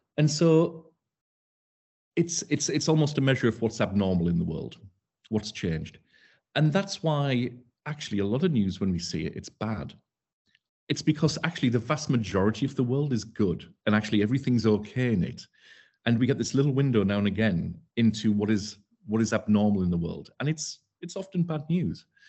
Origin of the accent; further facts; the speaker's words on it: Darlington, North East England, United Kingdom; moved away as an adult; also born or lived in Leeds / Dubai; I, I come from Darlington. I'm a North East lad. I come from Horton. Um, I spent the first twenty years of, uh, life there